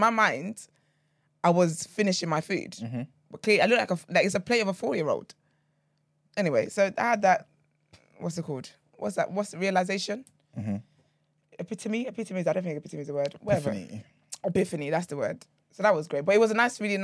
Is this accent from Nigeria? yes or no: yes; Nigeria; I'm a Nigerian baby through and through.